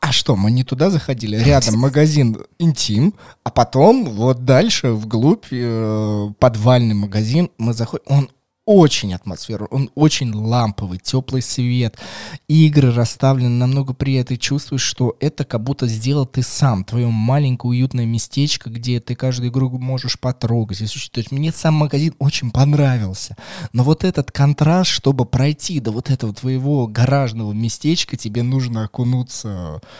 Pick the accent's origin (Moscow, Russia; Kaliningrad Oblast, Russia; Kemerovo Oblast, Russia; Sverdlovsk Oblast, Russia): Moscow, Russia; мне, как москвич, мне, как москвичу.